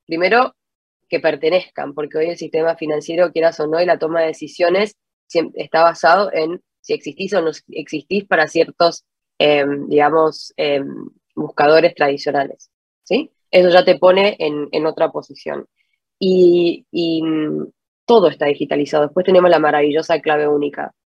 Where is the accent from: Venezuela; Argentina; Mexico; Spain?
Argentina; moved away as an adult; now in Santiago, Chile; yo soy de argentina, estoy viviendo en, en Santiago hace ocho años ya.